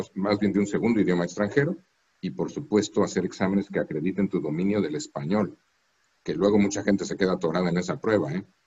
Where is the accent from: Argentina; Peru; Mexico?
Mexico; moved away as an adult; also born or lived in Europe; now in Washington, United States; los mexicanos y mexicanas que vivimos fuera de México. No por vivir fuera de México somos menos mexicanos.